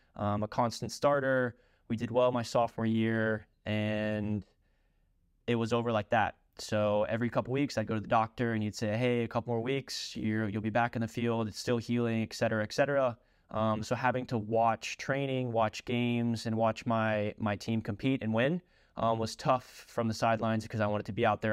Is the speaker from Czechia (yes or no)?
no; Louisville, Kentucky, United States; also born or lived in Lexington, Kentucky / Loretto, Pennsylvania; I am originally from Louisville, Kentucky. Spent my youth days at a, a local all-boys high school, Saint X